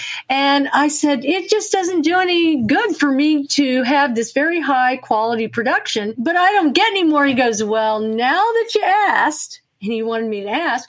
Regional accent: United States; also born or lived in Texas / Oklahoma; I grew up in Texas and Oklahoma, which are great places to be from.

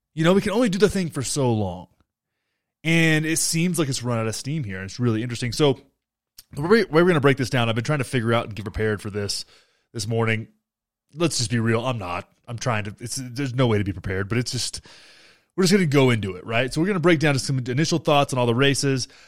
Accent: Young County, Texas, United States; Beto got six hundred and twenty-seven votes in my home county

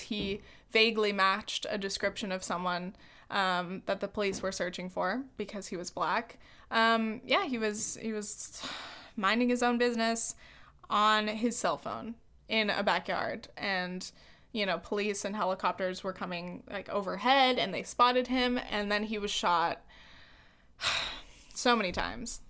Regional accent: California, United States; I'm a white woman from the United States. I'm from California.

